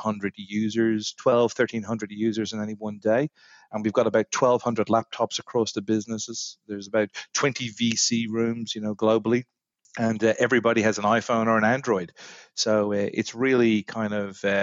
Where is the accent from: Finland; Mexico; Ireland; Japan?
Ireland; moved away as an adult; also born or lived in London / New York; now in Australia; as many of the listeners will probably pick up from my accent, I'm not from these shores, originally from Ireland